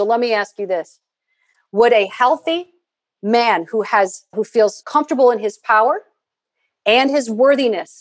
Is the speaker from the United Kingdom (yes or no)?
no; Midwest, United States; I'm from the Midwest